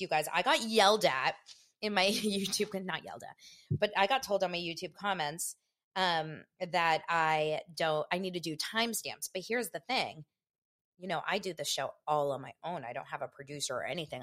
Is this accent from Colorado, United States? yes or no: no; Los Angeles, California, United States; from Los Angeles